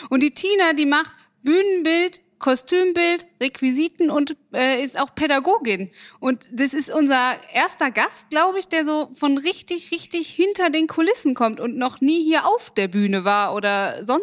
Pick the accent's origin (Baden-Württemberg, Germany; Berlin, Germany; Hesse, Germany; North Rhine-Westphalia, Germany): North Rhine-Westphalia, Germany; Winterberg; born there; now in Düsseldorf, Germany; Ah, geboren in Winterberg. Wohnhaft in Düsseldorf.